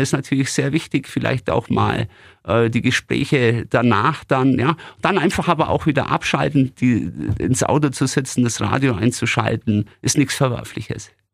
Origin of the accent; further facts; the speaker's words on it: Günzburg, Bavaria, Germany; In meiner Heimatstadt Günzburg